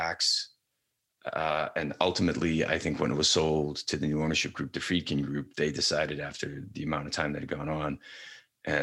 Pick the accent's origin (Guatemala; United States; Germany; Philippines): United States; as an American